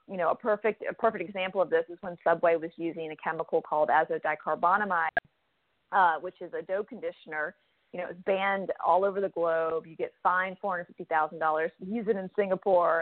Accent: United States; a young person growing up in the United States. I had two immigrant parents

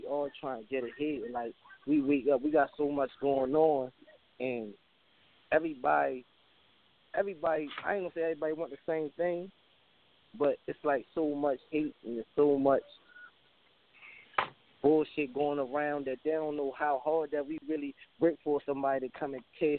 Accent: Baltimore, Maryland, United States; I'm from Northwest Baltimore Park, right? You feel me? 21215.

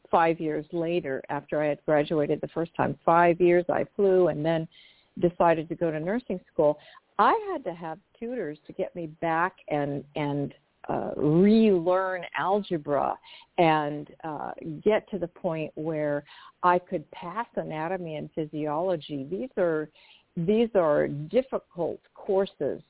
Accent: Portland, Oregon, United States; I am originally from Portland, Oregon, and I lived in uh, the suburbs of the city, which at that time, I grew up in the 60s

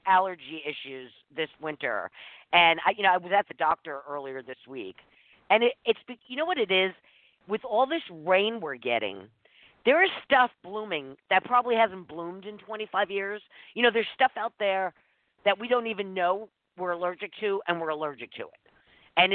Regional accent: East Coast, United States; now in Redondo Beach, United States; I'm from the East Coast

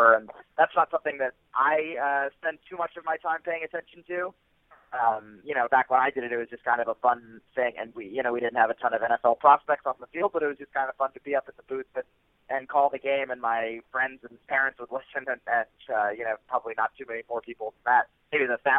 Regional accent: Philadelphia, Pennsylvania, United States; I grew up outside of Philadelphia. I was raised in the suburbs

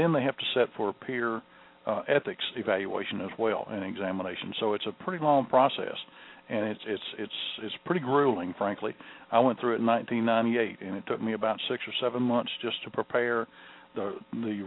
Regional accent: Mississippi, United States; My home state of Mississippi

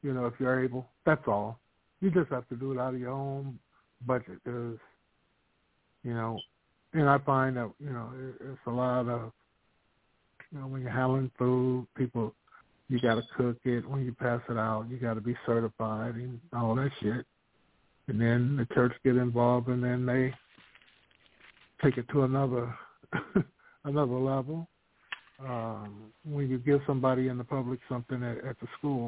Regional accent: Vallejo, California, United States; also born or lived in Sacramento; The Bay Area, Vallejo, Sacramento

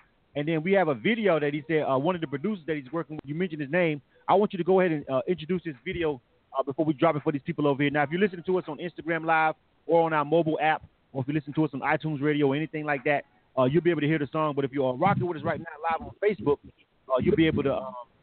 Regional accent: Florida, United States; I'm from Florida.

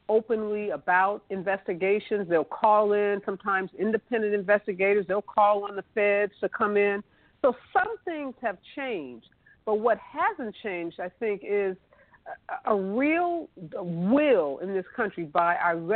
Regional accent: St. Louis, Missouri, United States; now in Los Angeles, United States; I'm originally from the St. Louis area, although I live in Los Angeles

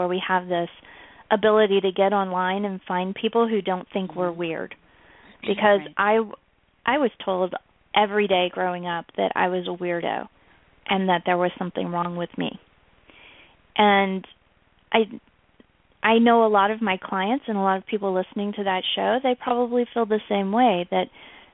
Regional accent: the South, United States; I was born in the South, in the United States

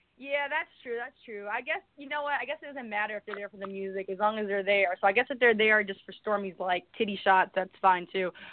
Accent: New York City, New York, United States; moved away as an adult; now in Los Angeles, United States; I'm from the Bronx

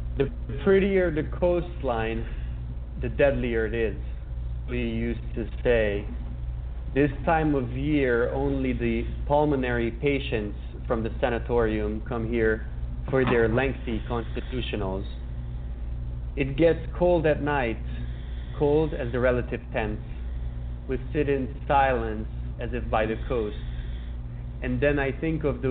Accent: Budapest, Hungary; I was born and raised in Budapest

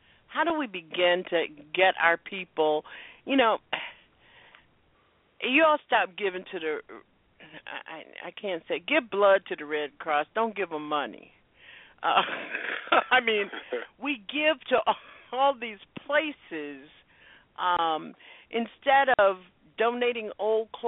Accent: the South, United States; I grew up in Jim Crow South

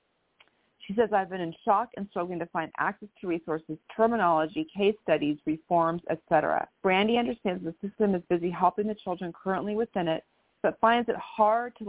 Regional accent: Menlo Park, California, United States; also born or lived in Stanford, California / San Francisco, California; now in Bellevue, United States; I was actually born in Stanford, California, born and raised in Menlo Park, and then lived in San Francisco before I moved up to Seattle, Washington

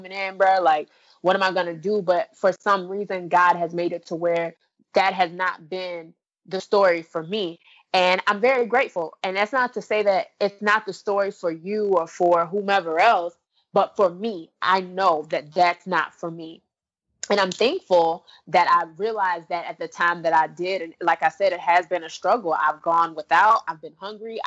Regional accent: Orlando, Florida, United States; my hometown of Orlando

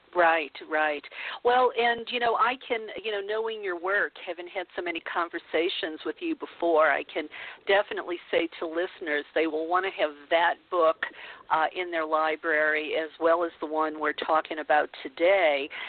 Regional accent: the Bible Belt, United States; growing up in the Bible Belt

